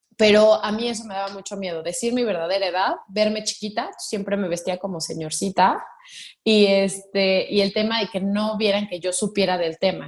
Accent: Mexico; vengo de una familia tradicional mexicana

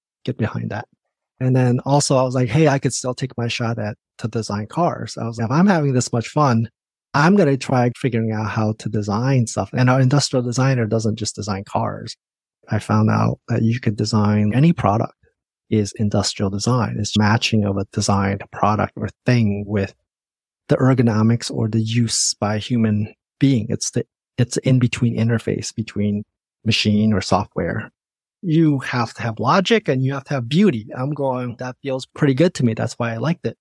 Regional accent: Michigan, United States; moved away as an adult; also born or lived in Indiana; now in Seattle, United States; Even through high school, I was growing up in the Midwest

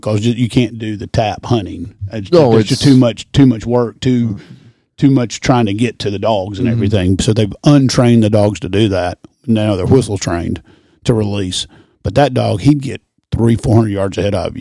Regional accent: Birmingham, Alabama, United States; now in Nashville, United States; Originally grew up in Birmingham, Alabama.

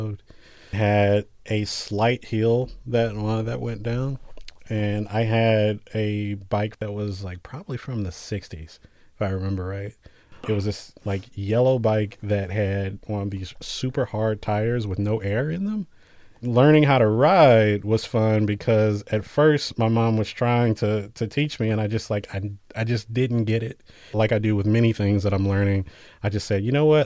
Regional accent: Jackson, Mississippi, United States; now in Boston, United States; I actually grew up in Mississippi. Jackson, Mississippi, the capital

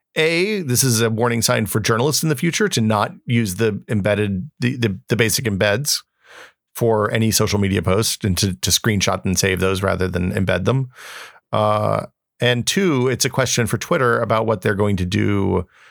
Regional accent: United States

